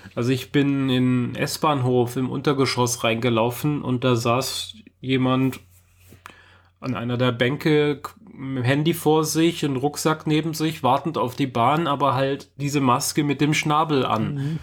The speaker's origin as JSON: {"language": "German", "town": "Munich", "region": "Bavaria", "country": "Germany", "also_born_or_lived": "Karlsruhe / Mannheim / Stuttgart", "moved": "as an adult", "said": "ich bin mit äh, einem Monat vor meinem 19. Geburtstag aus München ausgezogen"}